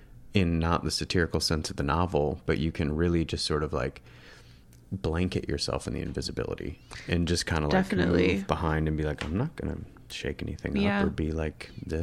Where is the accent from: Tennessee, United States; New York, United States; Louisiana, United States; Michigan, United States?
Michigan, United States; No, you're from Canada and I'm from Michigan.